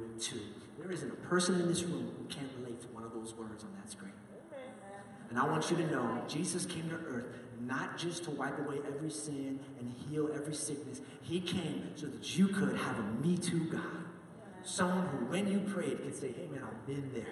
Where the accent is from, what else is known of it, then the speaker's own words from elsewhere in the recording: New York, United States; moved away; I grew up in New York